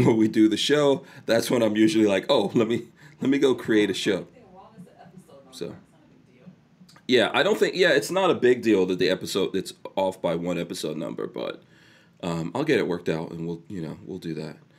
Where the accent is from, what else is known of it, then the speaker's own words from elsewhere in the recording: New York, United States; I'm from New York